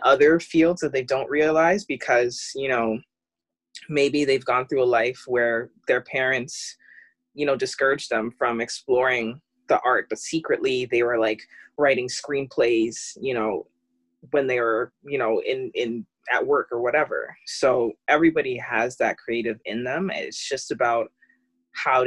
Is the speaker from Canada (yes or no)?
yes; Canada; I am Canadian.